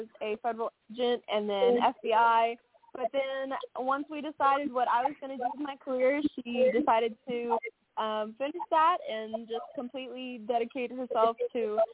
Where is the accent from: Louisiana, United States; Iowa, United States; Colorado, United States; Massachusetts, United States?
Louisiana, United States; moved away as an adult; also born or lived in Branson, Missouri / Las Vegas; I started off doing country music in some small bars in my hometown